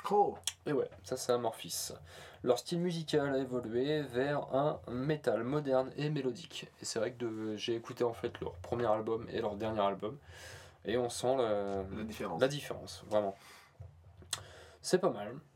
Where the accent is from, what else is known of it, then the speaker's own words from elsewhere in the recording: Normandy, France; accent: Norman; Bah, c'est mon accent normand, c'est normal.